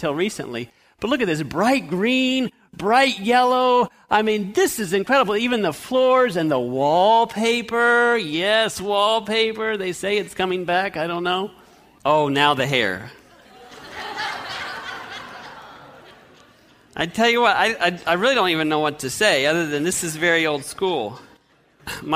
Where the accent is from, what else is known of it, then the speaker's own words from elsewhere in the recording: Fresno, California, United States; we grew up in Fresno, California